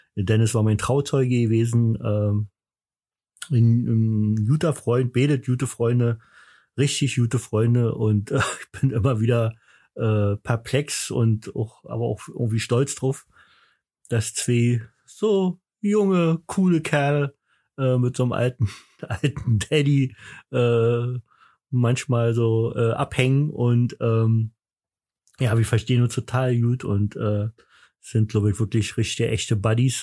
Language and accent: German; East Germany, Germany